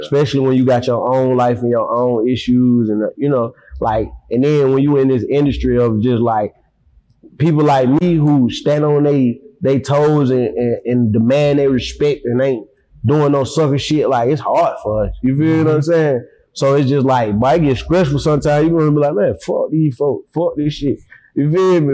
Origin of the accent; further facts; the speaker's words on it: Atlanta, Georgia, United States; also born or lived in Decatur, Georgia; I grew up in Herndon Home on the west side